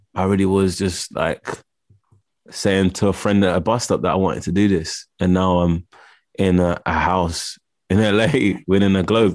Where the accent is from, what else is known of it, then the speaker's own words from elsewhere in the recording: London, United Kingdom; also born or lived in Los Angeles; I grew up in Camden Town, well, Camden